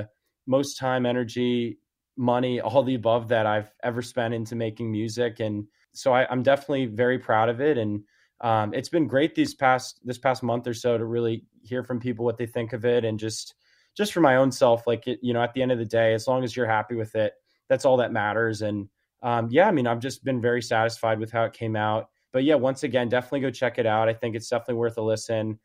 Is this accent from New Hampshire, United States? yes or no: no; outside New York City suburbs, United States; moved away as an adult; now in Nashville, United States; I grew up in New York, right outside New York City in the suburbs